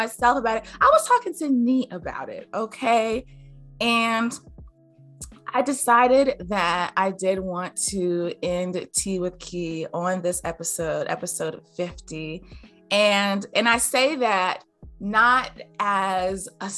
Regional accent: Greensboro, North Carolina, United States; I'm from Greensboro

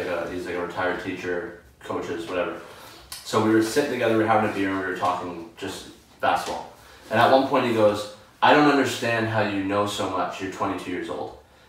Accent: Hamilton, Ontario, Canada; also born or lived in Sault Ste. Marie, Ontario; I grew up in, like, a single mother household. I was born in Sault Ste. Marie. My parents were from two different cities. My mom moved us to Hamilton to be with her family.

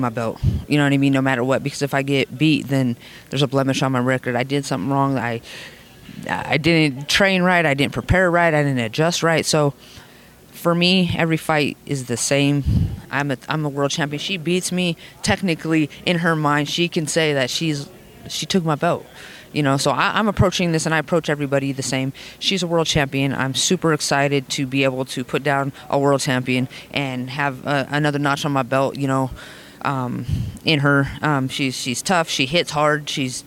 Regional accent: Las Vegas, Nevada, United States; I'm from Vegas

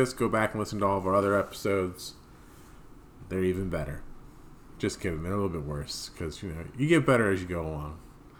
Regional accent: New Jersey, United States; We're from South Jersey

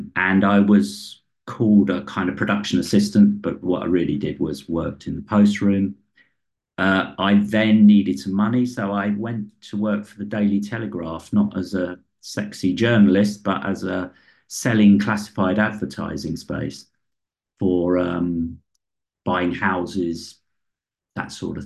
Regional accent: London, United Kingdom; I come from West London, working class background.

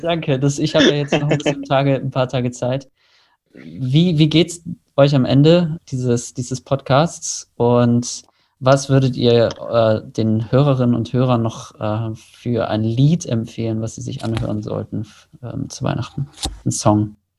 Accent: Germany; als Deutsche

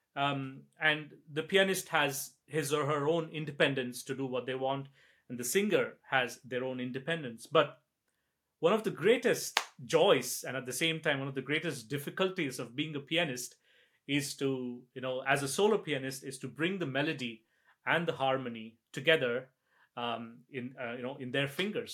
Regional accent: India; now in Scotland, United Kingdom; I'm from India

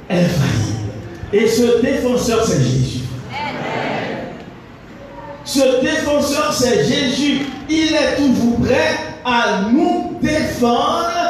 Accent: Haiti; en tant qu'haïtien

